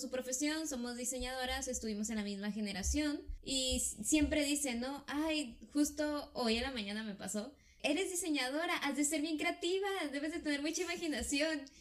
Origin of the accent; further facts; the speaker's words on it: Ensenada, Baja California, Mexico; yo sí soy de Ensenada, Baja California, y aquí nací, y aquí he vivido toda mi vida. Eh, de hecho, yo no conozco mucho de afuera, por ejemplo, no conozco nada de Sonora